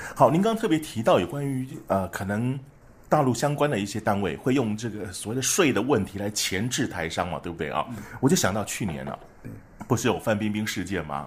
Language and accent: Chinese; Taiwan; 就像我们台湾人